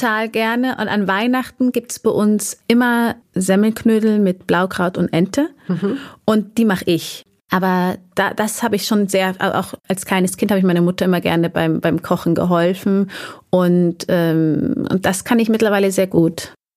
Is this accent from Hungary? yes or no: no; Erding, Bavaria, Germany; also born or lived in Munich; Ich bin in Erding geboren. Ähm, das ist ein Vorort von München. Und äh, da auch groß geworden, bis ich neun war. Und dann sind wir mit der Familie nach München gezogen. Also ich bin eigentlich durch und durch Bayerin